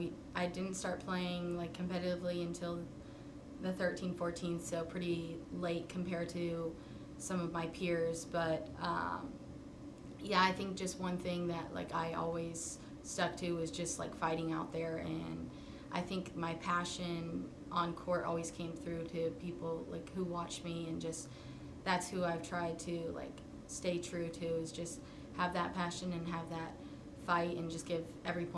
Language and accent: English; Charlotte, North Carolina, United States; now in Tucson, United States; I lived there like my whole life before coming to Tucson